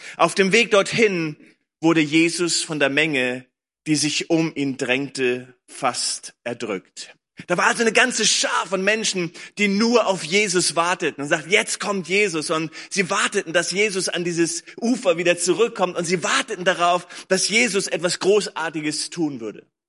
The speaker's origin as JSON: {"language": "German", "area": "Lüneburg Heath", "region": "Lower Saxony", "country": "Germany", "tie": "born or raised there", "moved": "yes", "lives_now": "Berlin, Germany", "said": "ich bin groß geworden in der Lüneburger Heide, habe hier gelebt, meine Eltern leben hier immer noch"}